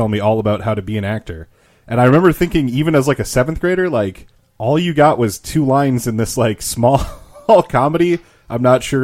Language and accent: English; Minnesota, United States; I'm from Minnesota